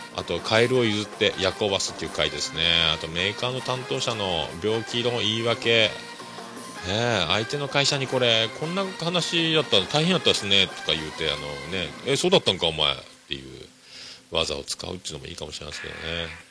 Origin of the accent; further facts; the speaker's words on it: Kyushu, Japan; 九州男児なんですかね、僕はね